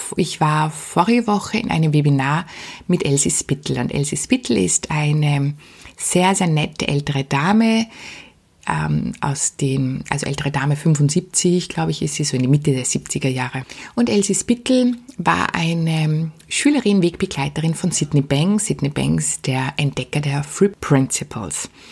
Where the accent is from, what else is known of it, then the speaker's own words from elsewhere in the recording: Austria; bei uns in Österreich